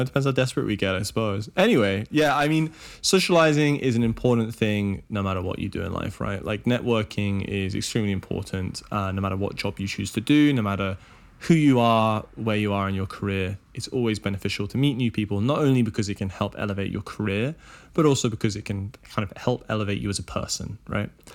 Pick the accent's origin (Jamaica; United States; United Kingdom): United Kingdom; Oxford, South East England; where I grew up in Oxford